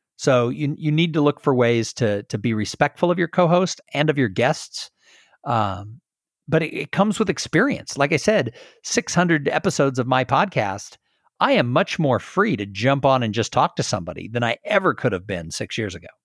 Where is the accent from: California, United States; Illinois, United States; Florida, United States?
California, United States; Southern; now in Texas, United States; I grew up in Southern California